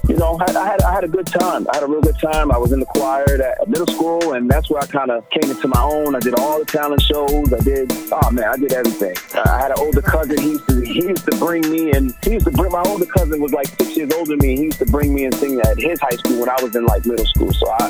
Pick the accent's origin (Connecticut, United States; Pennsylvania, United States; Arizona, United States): Connecticut, United States; Hartford; also born or lived in California; I'm from Hartford, Connecticut, you know, born and raised, and definitely grew up in the church.